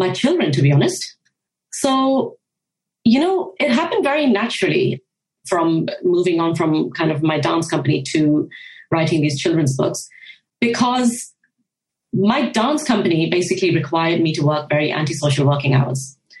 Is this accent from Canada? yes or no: no; Japan; So growing up in Japan was a really, really unique experience back in the 1990s or even kind of late 80s.